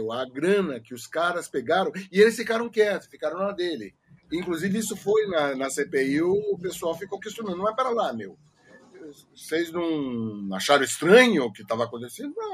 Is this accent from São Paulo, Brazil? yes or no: yes; São Paulo, Brazil; Eu sou de São Paulo.